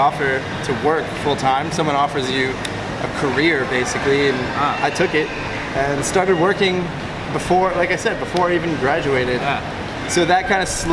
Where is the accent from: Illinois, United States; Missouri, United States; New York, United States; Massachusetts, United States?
New York, United States; Long Island; moved away as an adult; also born or lived in Orlando, Florida / Southeast Asia; originally from Long Island, New York. I grew up there